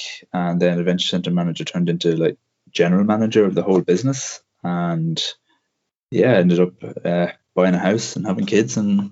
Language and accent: English; Ireland; compared to what we had in Ireland